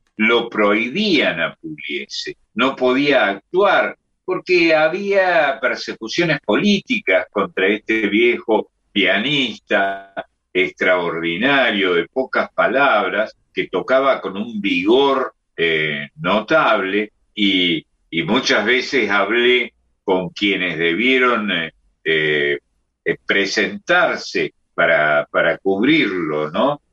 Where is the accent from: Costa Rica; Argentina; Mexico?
Argentina; Córdoba; accent: Cordoban tonada; esta tonada en su vivaja que tenemos los, los cordobeses, esta manera de hablar, es de por sí graciosa en todos, menos en mí, que soy no solo de Córdoba, sino además del barrio San Vicente